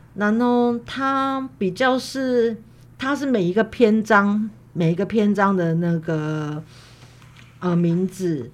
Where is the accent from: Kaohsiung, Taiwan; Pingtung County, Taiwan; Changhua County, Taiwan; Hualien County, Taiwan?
Kaohsiung, Taiwan; 其实我们家不在眷村里，它是，它叫做莒光新村。对，对。它在左营跟男子交界的地方。嗯。它，但是它离那个左营海军总医院很近